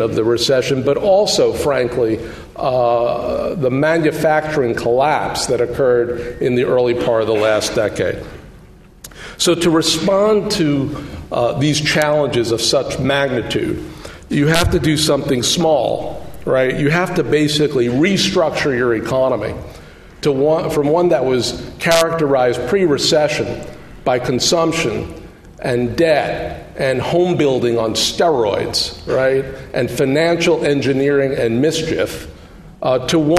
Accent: United States; as an American

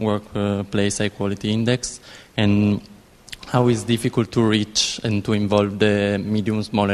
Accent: Italy; moved away as an adult; now in London, United Kingdom; from Italy. I'm here as an exchange student at LSE.

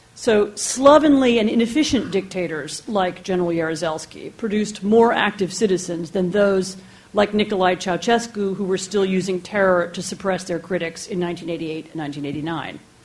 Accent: United States; also born or lived in Poland; I'm American

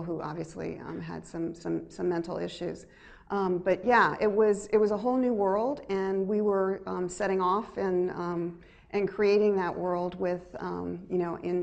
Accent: United States; me as an American

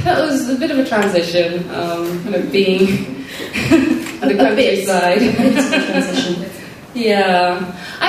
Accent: Ghana; moved away; growing up in Ghana

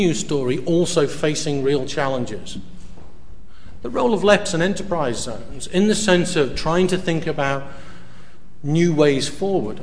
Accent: United Kingdom; moved away as an adult; also born or lived in north of the Netherlands; now in Netherlands; I'm British, but I live outside. I've been living outside the UK for close to 7 years now.

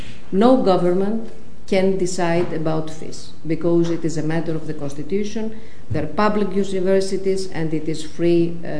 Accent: Greece; English is a second language; it clear that I'm a Greek minister?

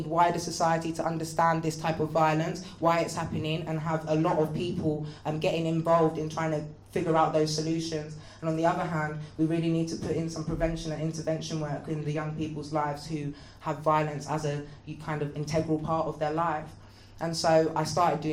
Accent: London, United Kingdom; I grew up in the Graham Park Estate in Northwest London.

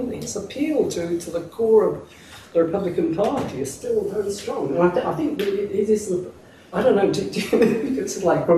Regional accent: Oldham, North West England, United Kingdom; moved away as an adult; now in Oxford, United Kingdom; I was brought up in Oldham, and when I went from Oldham to Oxford as an undergraduate

